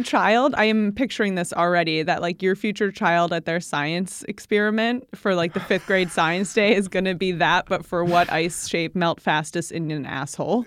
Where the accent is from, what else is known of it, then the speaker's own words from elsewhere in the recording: Midwest, United States; now in New York, United States; we're from the Midwest and the flat, flat lands of the Midwest